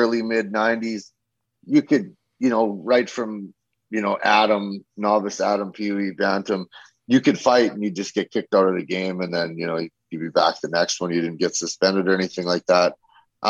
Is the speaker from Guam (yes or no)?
no; Saskatchewan, Canada; moved away; also born or lived in Strathmore, Alberta; I'm actually from Saskatchewan. I grew up in Saskatchewan